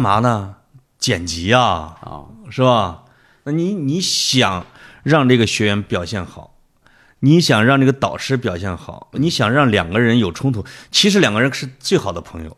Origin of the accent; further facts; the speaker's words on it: China; 我们中国人的窦